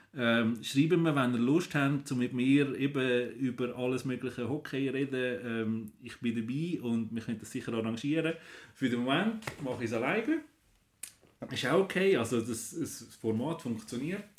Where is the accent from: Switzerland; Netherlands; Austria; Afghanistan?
Switzerland; bei uns in der Schweiz